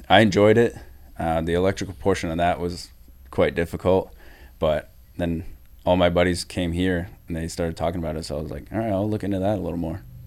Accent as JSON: {"language": "English", "region": "New Hampshire", "country": "United States", "said": "I'm from New Hampshire"}